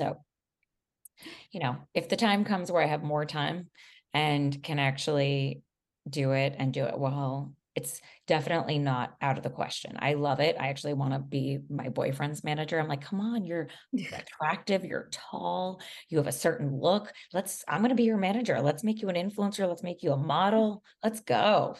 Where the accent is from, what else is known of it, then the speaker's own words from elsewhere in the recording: Miami, Florida, United States; Well, I should know Spanish, honestly, because I'm from Miami, but I want to be fluent in it at some point.